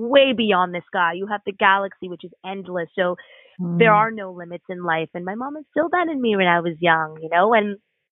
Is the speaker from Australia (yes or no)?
no; Canada; growing up in this gorgeous nation, this blessed nation of Canada